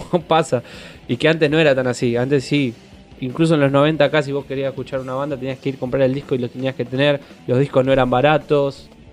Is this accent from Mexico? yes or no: no; Dock Sud, Buenos Aires Province, Argentina; now in Banfield, Argentina; Yo salí de Docsud